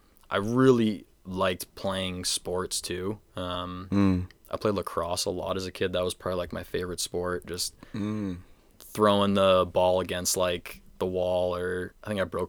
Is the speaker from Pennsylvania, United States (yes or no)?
no; North Yarmouth, Maine, United States; I'm from North Yarmouth for sure.